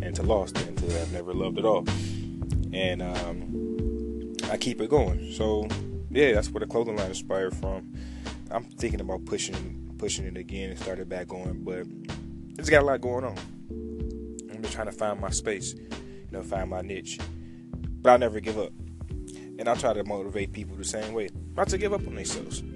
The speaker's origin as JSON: {"language": "English", "town": "Detroit", "region": "Michigan", "country": "United States", "tie": "born or raised there", "said": "I'm from Detroit, East Side born, West Side raised."}